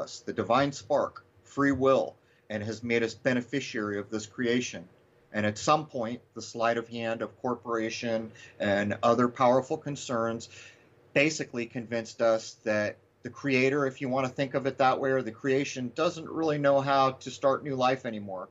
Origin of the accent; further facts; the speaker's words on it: United States; when I was young in this country